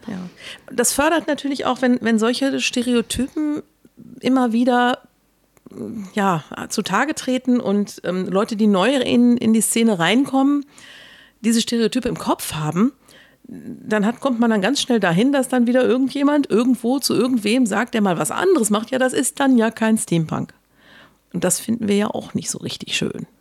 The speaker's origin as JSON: {"language": "German", "area": "Ruhr area", "region": "North Rhine-Westphalia", "country": "Germany", "said": "Ja, ich komme aus dem Ruhrgebiet."}